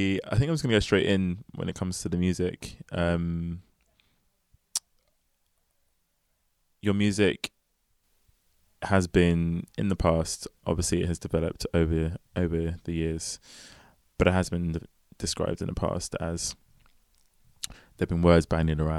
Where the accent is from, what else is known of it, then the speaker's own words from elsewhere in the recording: London, United Kingdom; I grew up in Lewisham. Not Lewisham, but like... Actually, no. I mean, I go past the sign, welcome to Lewisham. So, of course, I'm Lewisham.